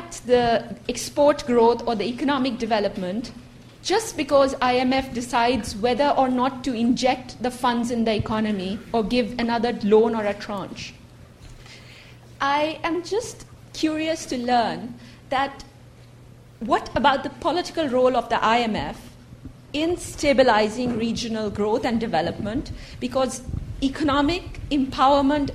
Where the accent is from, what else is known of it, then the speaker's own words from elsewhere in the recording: Pakistan; moved away as an adult; also born or lived in Japan; now in England; I am originally from Pakistan, but had an opportunity to be in Japan for a year, and then now England